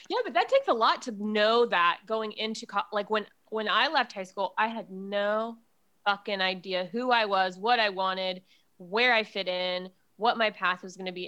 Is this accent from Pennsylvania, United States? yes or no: no; Jacksonville, Florida, United States; also born or lived in Miami, Florida; I grew up in Jacksonville, Florida